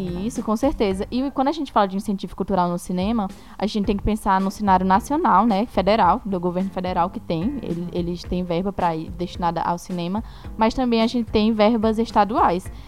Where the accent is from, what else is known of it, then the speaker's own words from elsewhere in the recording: Itaúna?, Ceará, Brazil; na minha cidade, por exemplo, até hoje não tem. Que é, eu sou de Itauá, no Ceará